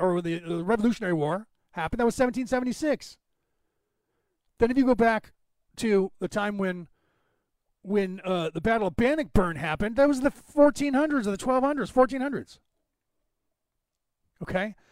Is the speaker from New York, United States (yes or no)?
no; San Francisco Bay Area, California, United States; also born or lived in Berkeley, California; I was born in the San Francisco Bay Area